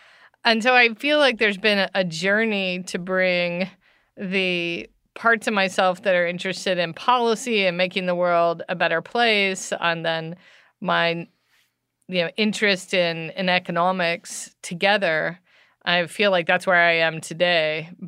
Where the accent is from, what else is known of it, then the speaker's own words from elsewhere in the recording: United States; Well, I grew up in the United States, and that's obviously a vague answer, but my dad was in the military, so I lived in a lot of different states growing up.